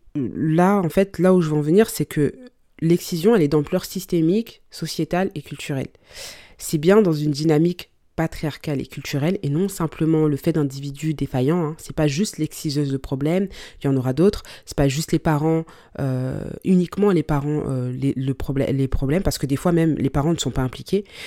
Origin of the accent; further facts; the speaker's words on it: Mali; je suis malienne